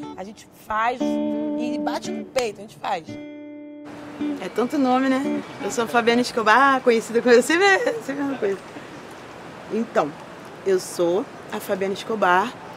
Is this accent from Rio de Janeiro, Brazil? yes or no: yes; Rio de Janeiro, Brazil; Eu nasci no Rio Comprido, é, zona norte do Rio de Janeiro, uma área de favelas